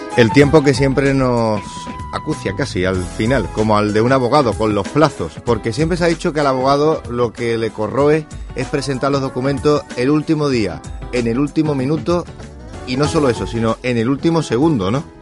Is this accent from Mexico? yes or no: no; Andalusia, Spain; los abogados andaluces